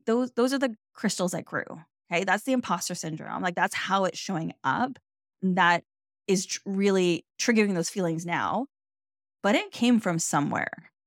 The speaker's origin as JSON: {"language": "English", "country": "Canada", "said": "I'm Canadian"}